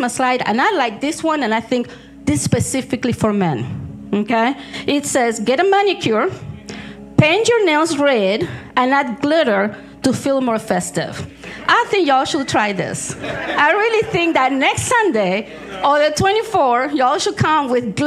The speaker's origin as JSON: {"language": "English", "country": "Argentina", "tie": "born or raised there", "moved": "yes", "said": "I was born in Argentina"}